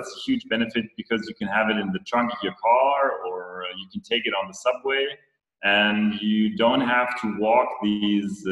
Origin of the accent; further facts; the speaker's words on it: Germany; I'm not British. I'm German